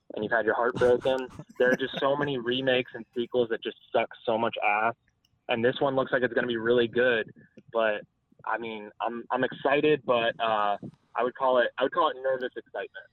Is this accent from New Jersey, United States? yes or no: no; South Florida, United States; I'm from South Florida. I'm from like the Miami, Fort Lauderdale area.